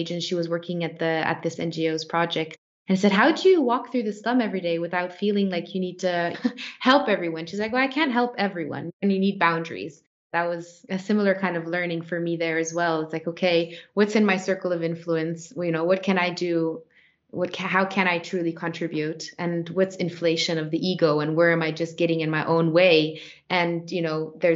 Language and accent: English; Switzerland; I was born by default in Switzerland and not in Kenya